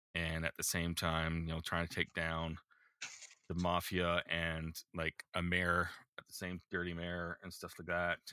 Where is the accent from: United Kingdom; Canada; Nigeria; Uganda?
Canada; as a Canadian